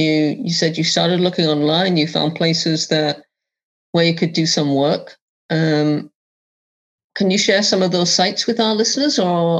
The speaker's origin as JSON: {"language": "English", "region": "England", "country": "United Kingdom", "tie": "born or raised there", "said": "as a kid, I grew up in England and we didn't have daytime TV when I was growing up"}